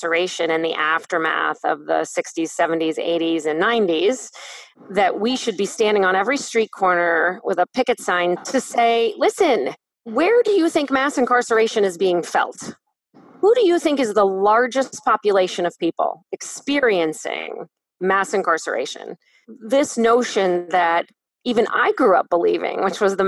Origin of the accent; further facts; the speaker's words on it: Canton, Ohio, United States; in my hometown, 24% of people in Canton